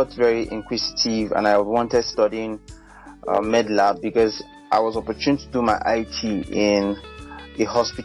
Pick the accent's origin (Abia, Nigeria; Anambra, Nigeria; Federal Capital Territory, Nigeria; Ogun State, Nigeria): Federal Capital Territory, Nigeria; Abuja; moved away as an adult; now in Jos, Nigeria; I'm from FCT Abuja, an indigenous of Abuja. But I've been in Jos for some time now.